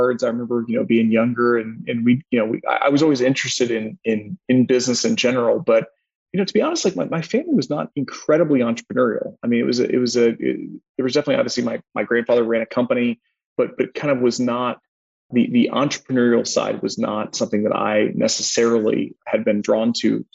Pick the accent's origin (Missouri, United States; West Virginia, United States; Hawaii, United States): Missouri, United States; Joplin; I grew up in Joplin, Missouri, so very southwest corner of the state, near Oklahoma, Arkansas, and Kansas